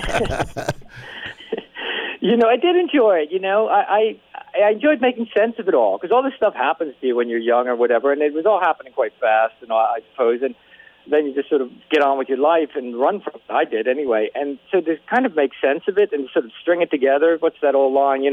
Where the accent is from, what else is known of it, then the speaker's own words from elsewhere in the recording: New Jersey, United States; I come from Jersey